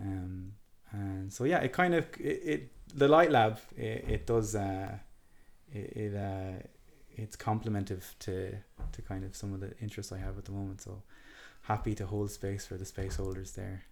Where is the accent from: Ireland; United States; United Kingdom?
Ireland; Galway, Connacht; I was raised in in Key Street and Galway City